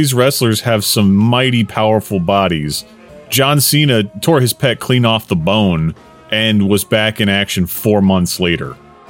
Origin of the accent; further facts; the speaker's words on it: Texas, United States; I am from Texas